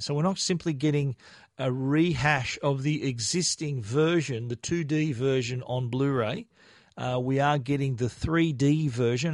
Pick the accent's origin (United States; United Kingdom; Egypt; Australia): Australia; being a an Australian in a foreign country